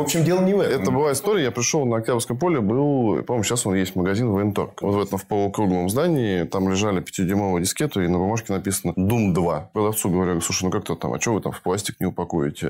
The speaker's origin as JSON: {"language": "Russian", "country": "Russia", "tie": "born or raised there", "also_born_or_lived": "Budapest, Hungary", "said": "Я родился в Будапеште, достаточно большое количество первых лет своей жизни провел там, потом мы вернулись в Россию, я учился в России в школе и институт заканчивал"}